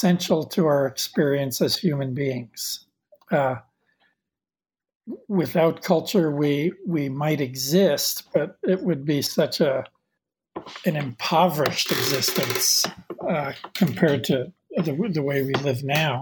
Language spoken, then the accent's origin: English; Jersey City, New Jersey, United States; moved away; where and when I grew up in Jersey City, in New Jersey, and where I live now.